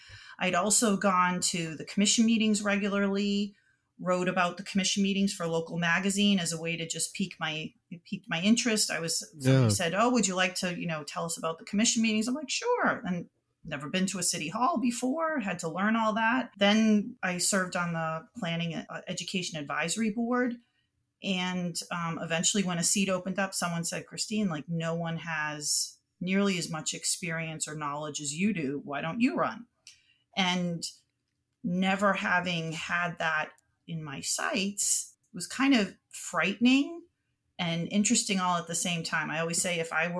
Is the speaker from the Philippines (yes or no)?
no; Boston, Massachusetts, United States; born and raised in Boston. I went to Boston Latin School for junior high and high school.